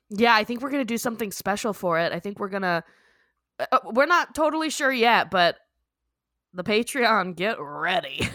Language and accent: English; Texas, United States; I'm from Texas, from this podunk ass little town in the middle of nowhere, and I live between two cotton fields on like five acres of land.